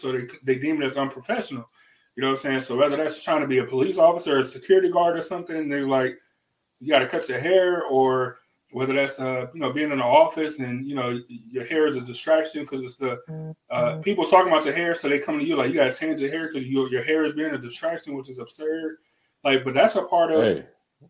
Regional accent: the South, United States; But I'm from the South, and that's how we talk.

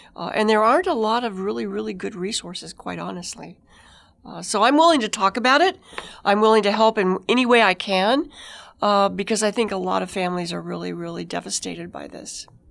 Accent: White Mountains, Apache Reservation, Arizona, United States; I grew up in the White Mountains on the Apache Reservation where alcohol wasn't legal, and then we moved to a Mormon community and nobody drank.

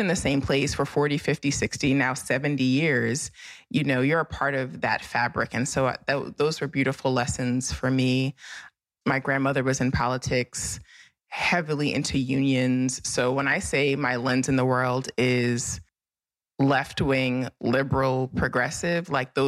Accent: New York City, New York, United States; I grew up in Brooklyn. My mother's from Brooklyn. I grew up in a house where literally four generations of my family have lived in Brooklyn on this particular street.

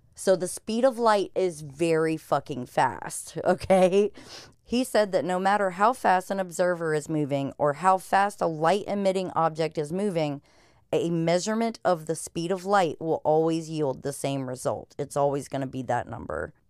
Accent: United States; as an American who is uncultured

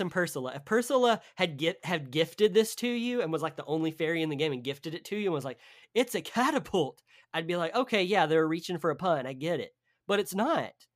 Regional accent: the South, United States; I'm from the South

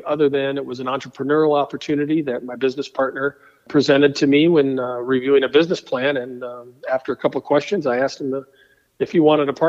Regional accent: Fort Collins, Colorado, United States; moved away as an adult; also born or lived in Denver, Colorado; now in Frankfort, United States; I moved here from Colorado. I grew up in Fort Collins

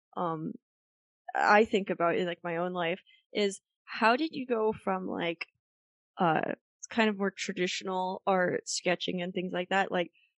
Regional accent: Lehigh Valley, Pennsylvania, United States; I knew about Kutztown growing up in the Lehigh Valley

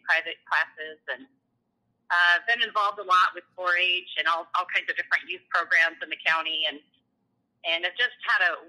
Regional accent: Persia, Iowa, United States; moved away as an adult; also born or lived in Pella/Oskaloosa area, Iowa; now in New Sharon, United States; I grew up in Western Iowa in a little town called Persia

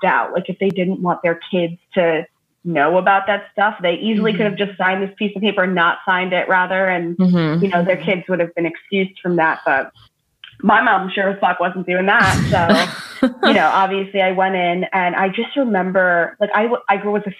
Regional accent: Long Island, New York, United States; But I grew up on Long Island in New York

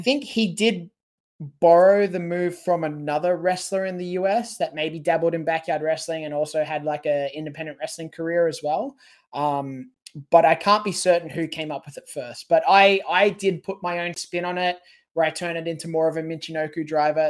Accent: Sydney, New South Wales, Australia; come back to Sydney and wrestle me in front of my hometown

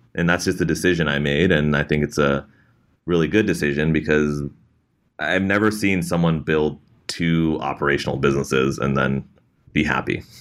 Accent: Bay Area, California, United States; being situated in the Bay Area, growing up in the Bay Area

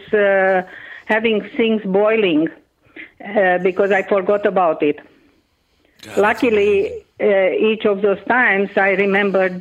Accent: Transylvania, Romania; first language Hungarian; English is a second language; moved away; I am originally from Romania. I was born in a very famous part of that country, which is called Transylvania

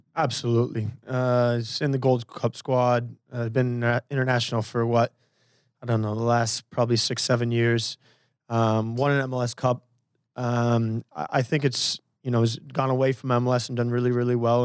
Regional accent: Portland, Oregon, United States; I'm from Portland

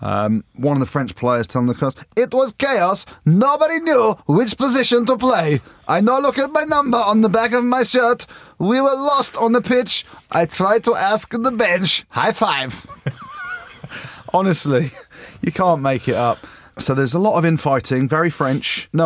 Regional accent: England, United Kingdom; as I'm English, as I'm an arrogant Englishman, according to Jim.

